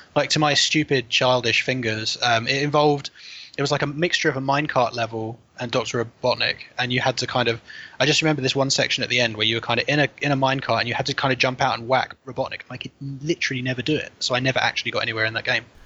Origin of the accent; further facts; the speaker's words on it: Chesham, South East England, United Kingdom; I grew up in a place called Chesham in Buckinghamshire, um, like that makes me sound really very home counties